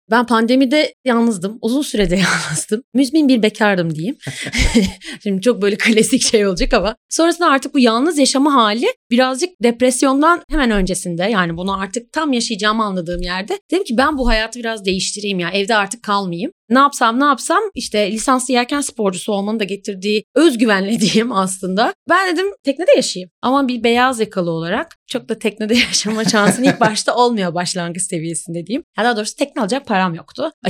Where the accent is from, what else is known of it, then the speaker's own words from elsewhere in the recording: Ankara, Turkey; now in Istanbul, Turkey; Ben aslı Ankaralıyım ama yaklaşık neredeyse 15 senedir falan da İstanbulluyum artık.